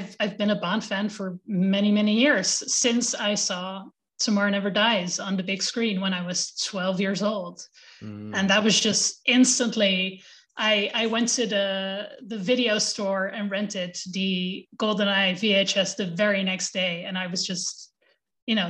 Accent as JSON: {"language": "English", "town": "Amsterdam", "region": "North Holland", "country": "Netherlands", "tie": "born or raised there", "said": "I'm from Amsterdam. I'm born and raised"}